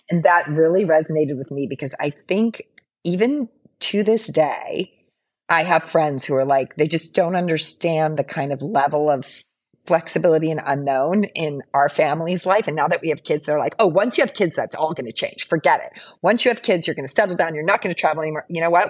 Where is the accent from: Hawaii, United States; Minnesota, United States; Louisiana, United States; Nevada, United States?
Hawaii, United States; moved away as an adult; also born or lived in San Francisco; I'm currently living in Hawaii